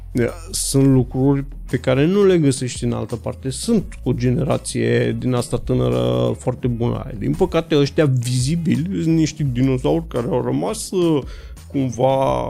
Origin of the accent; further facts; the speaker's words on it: Romania; ca român